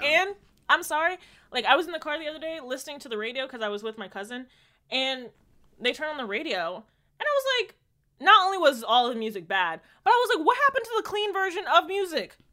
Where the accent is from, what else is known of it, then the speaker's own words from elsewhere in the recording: Jamaica; I'm Jamaican